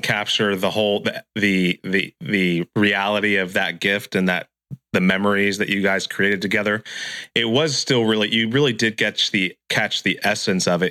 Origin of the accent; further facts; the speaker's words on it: Santa Cruz, California, United States; I'm from Santa Cruz, California, so so we say dude and bro also